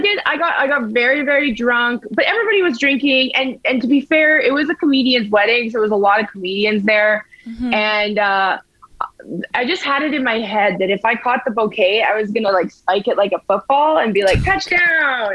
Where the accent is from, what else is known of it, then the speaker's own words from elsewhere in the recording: Edmonton, Alberta, Canada; I'm a, am a fan of my hometown, so I don't mind living here